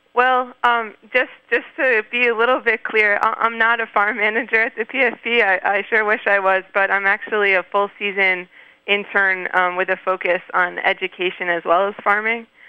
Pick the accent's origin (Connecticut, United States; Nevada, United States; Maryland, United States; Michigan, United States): Maryland, United States; moved away as an adult; also born or lived in Canada; now in Poughkeepsie, United States; I grew up in Maryland